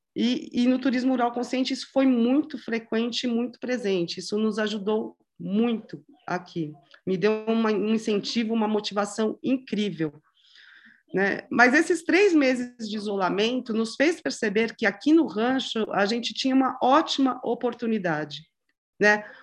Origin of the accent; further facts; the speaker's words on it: São Paulo, Brazil; moved away as an adult; also born or lived in Paraná; sempre morou em São Paulo. É, a gente tinha uma vida uma vida de, infância, adolescência, estudando, faculdade